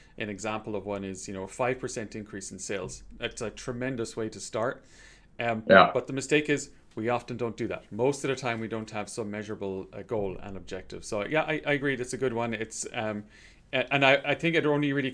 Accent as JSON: {"language": "English", "country": "Ireland", "said": "I'm from Ireland"}